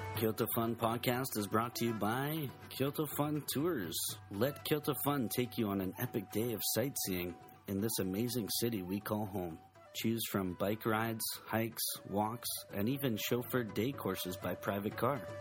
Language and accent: English; Vancouver, British Columbia, Canada; now in Japan; I'm from Vancouver